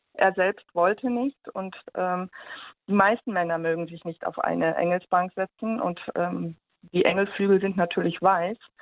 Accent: Germany; bei uns in Deutschland

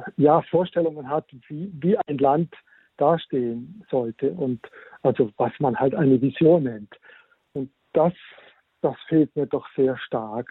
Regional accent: Germany; wir als Deutsche

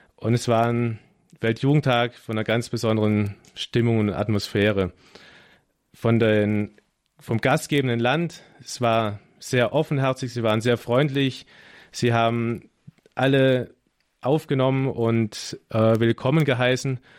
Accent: Germany; als Deutsche und man ist ja Organisations Profi als Deutscher

